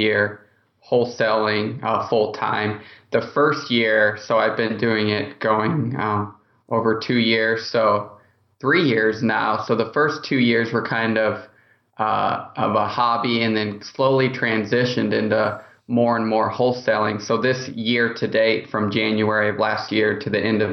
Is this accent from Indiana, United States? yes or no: yes; Indianapolis, Indiana, United States; I'm from Indianapolis